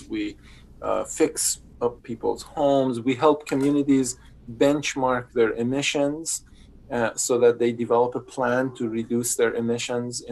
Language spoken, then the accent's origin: English; northern Iran, Iran; English is a second language; moved away as an adult; also born or lived in Mississippi; now in Cedar Falls, United States; I was in high school in northern Iran. So that's where my childhood home is.